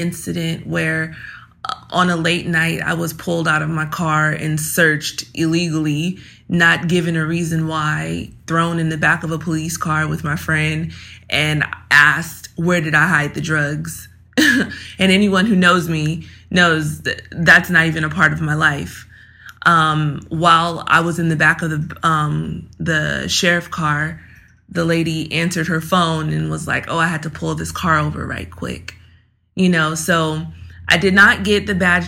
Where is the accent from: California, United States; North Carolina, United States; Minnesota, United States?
California, United States; Los Angeles; grew up in Los Angeles, California.